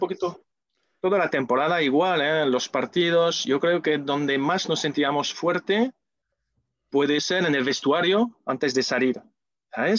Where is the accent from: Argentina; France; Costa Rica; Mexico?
France; Spanish is a second language; now in Seville, Spain; Como ves por mi acento, no soy de aquí. O sí, porque me siento sevillista, y también sevillano, nacido en Francia